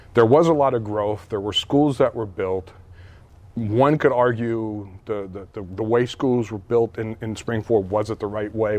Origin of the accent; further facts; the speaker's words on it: Hazleton, Pennsylvania, United States; moved away; I grew up in Hazleton